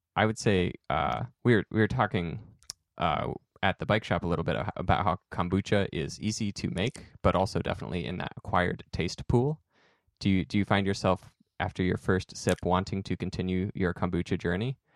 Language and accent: English; Salem, Oregon, United States; growing up in Salem